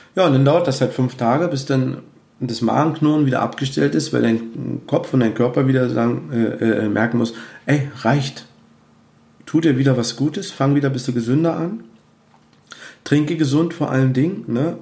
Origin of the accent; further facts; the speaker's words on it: Cottbus, Brandenburg, Germany; also born or lived in Peitz; Bei uns in Cottbus, wo ich arbeite und äh, wo meine Heimatstadt ist